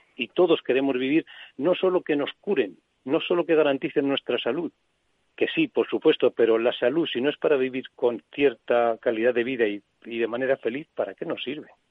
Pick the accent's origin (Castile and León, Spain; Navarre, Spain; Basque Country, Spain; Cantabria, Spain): Castile and León, Spain; Soria; yo que soy de Soria